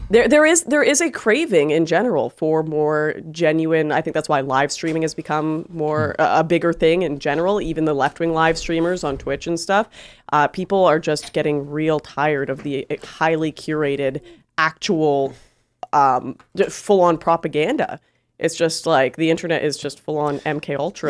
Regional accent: Canada; I'm from Canada

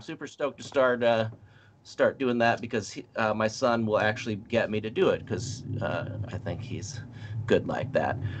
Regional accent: Nebraska, United States; moved away; my friend Brent, uh, that uh, I grew up with in Nebraska, best friend from Nebraska

